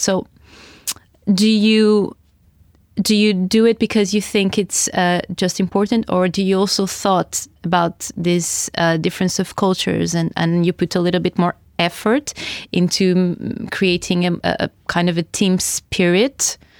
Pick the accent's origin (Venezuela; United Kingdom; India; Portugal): Portugal; now in Oslo, Norway; although we are from the south of Europe, Portugal and Spain respectively